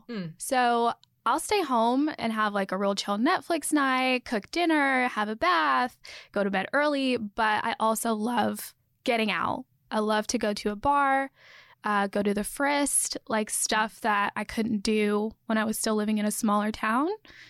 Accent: Clarksville, Tennessee, United States; now in Nashville, United States; So I lived in Nashville for a little over a year now, so not that long. I'm from Clarksville, but it's kind of hard to explain because my dad was in the military and we've lived in like four or five different states.

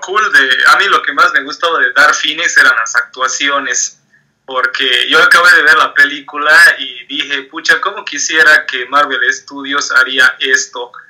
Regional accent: Tarija, Bolivia; soy de Bolivia, Tarija es la ciudad donde vivo

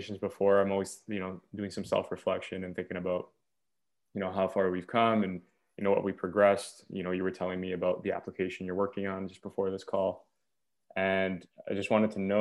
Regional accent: Canada; As a Canadian

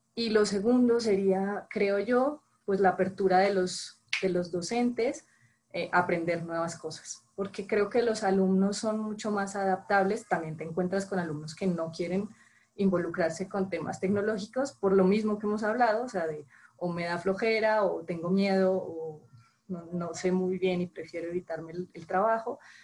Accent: Colombia; moved away as an adult; now in Mexico; supongo que por el acento supondrán que no soy mexicana, soy colombiana, llevo seis años viviendo en, México

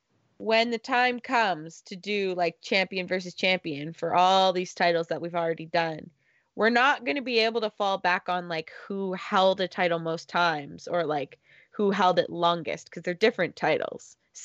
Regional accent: Canada; I'm Canadian.

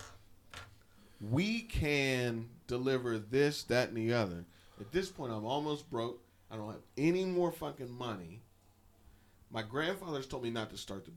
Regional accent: Pittsburgh, Pennsylvania, United States; I'm from Pittsburgh

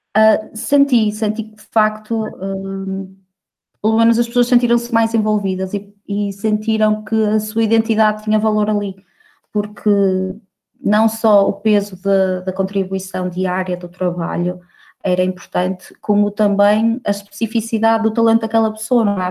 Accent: Barcelos, Norte, Portugal; also born or lived in Braga / Aveiro; now in Porto, Portugal; eu sou de Barcelos

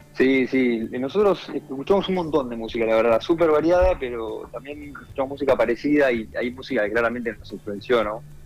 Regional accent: Buenos Aires, Argentina; somos los de Buenos Aires

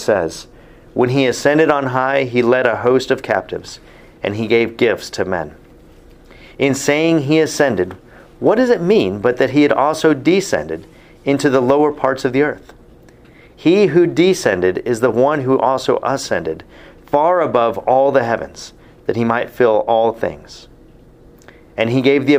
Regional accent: Texas, United States; as a Texan sitting in my Bible college class

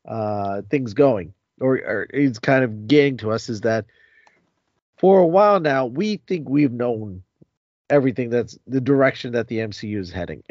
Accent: New Jersey, United States; we're all from New Jersey

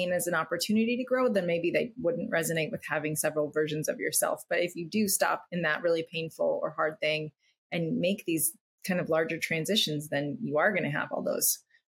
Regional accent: Midwest, United States; now in California, United States; I grew up in the Midwest

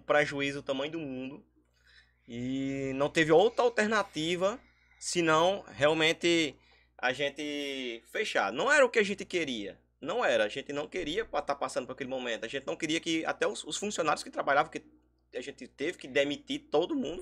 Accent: São Bento, Paraíba, Brazil; sou daqui de São Bento

